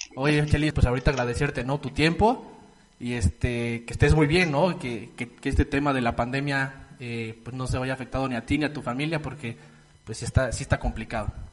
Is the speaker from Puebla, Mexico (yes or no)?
yes; Puebla, Mexico; nosotros que somos eh, pues de Puebla